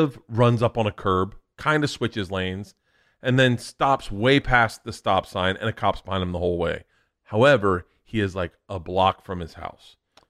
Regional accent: Florida, United States; But it's still in my head. Growing up in Florida, you did not do drugs.

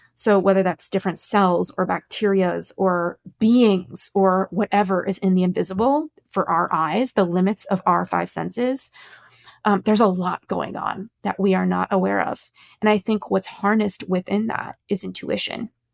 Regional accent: Los Angeles, California, United States; I grew up in Los Angeles

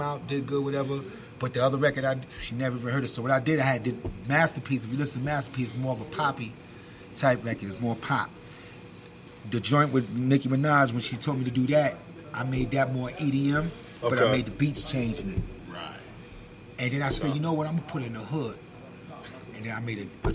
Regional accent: New York City, New York, United States; also born or lived in Bronx; I was born in Brooklyn

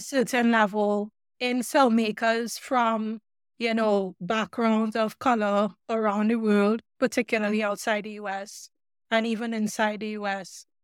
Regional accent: Trinidad & Tobago; moved away; also born or lived in Oregon; growing up in Trinidad

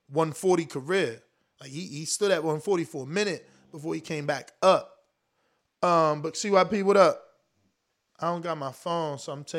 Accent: North New Jersey, United States; You from my hometown. You from North New Jersey

